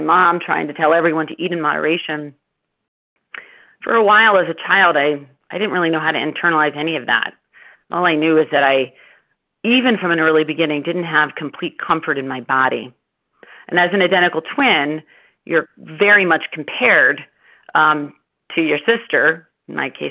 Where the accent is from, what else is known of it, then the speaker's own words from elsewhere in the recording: Baltimore, Maryland, United States; I grew up in Baltimore, Maryland